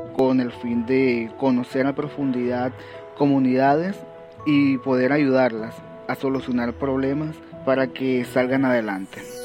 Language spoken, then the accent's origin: Spanish; Maicao, La Guajira, Colombia; vivo en Maicao de la Guajira, de donde soy naturalmente